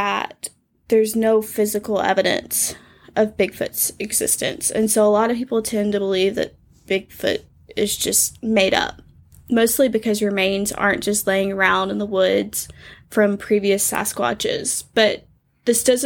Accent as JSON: {"language": "English", "region": "Alabama", "country": "United States", "tie": "born or raised there", "said": "Alabama is pretty wooded."}